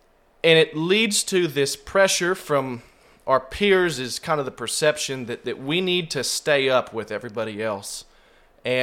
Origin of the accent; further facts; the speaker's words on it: Oakdale, California, United States; now in Ozark, United States; I'm originally from Oakdale, California, and so people hold that against me.